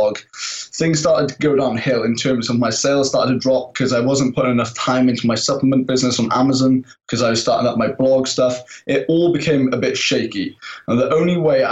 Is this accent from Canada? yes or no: no; Pembrokeshire, Wales, United Kingdom; also born or lived in Bristol; I am from Pembrokeshire, Wales, inside the UK.